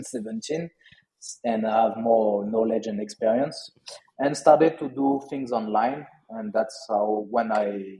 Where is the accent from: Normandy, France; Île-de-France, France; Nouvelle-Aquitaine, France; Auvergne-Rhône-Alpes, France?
Auvergne-Rhône-Alpes, France; Lyon; accent: French; English is a second language; moved away as an adult; also born or lived in Australia / Bali; now in Malaysia; I'm from Lyon